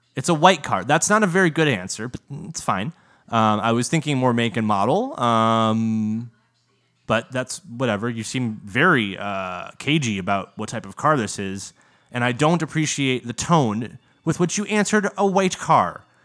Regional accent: United States; American, the version of English that we speak in the good ol' U S

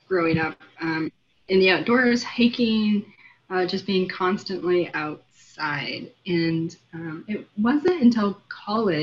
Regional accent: Wyoming, United States; I grew up in Wyoming.

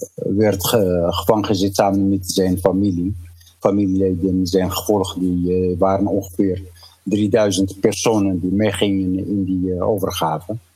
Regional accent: Gzenaya, Rif, Tanger-Tetouan-Al Hoceima, Morocco; now in Netherlands; de omgeving waar ik geboren ben

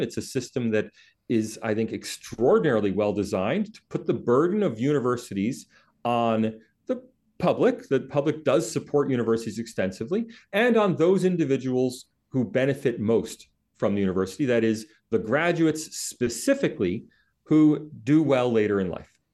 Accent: United States; now in Australia; I'm American, I don't have Australian citizenship, I am a foreigner here

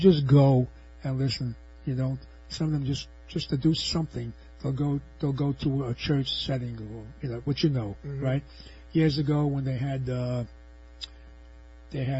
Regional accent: New York City, New York, United States; I was born in New York's Lower East Side in a tenement building, not in the projects

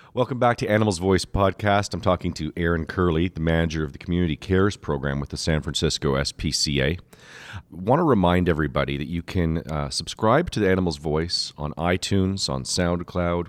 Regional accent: Canada; I am Canadian

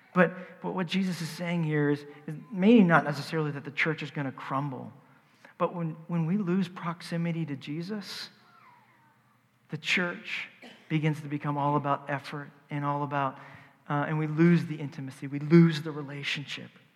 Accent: the South, United States; I'm from the South

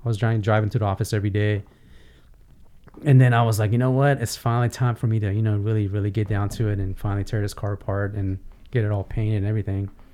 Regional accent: Glendale, California, United States; English is a second language; also born or lived in Iran; I grew up in Glendale, California

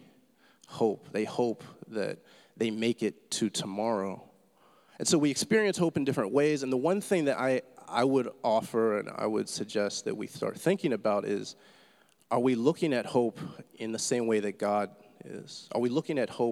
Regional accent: Pittsburgh, Pennsylvania, United States; moved away; I'm from Pittsburgh originally

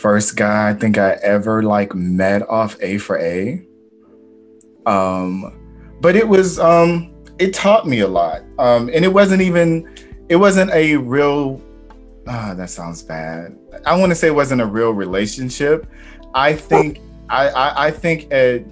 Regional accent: North Florida, United States; I'm from North Florida and then moving down south

